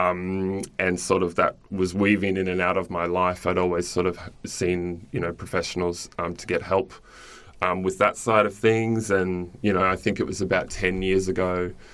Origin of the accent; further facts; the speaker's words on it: Cairns, Queensland, Australia; I grew up in Cairns in Far North Queensland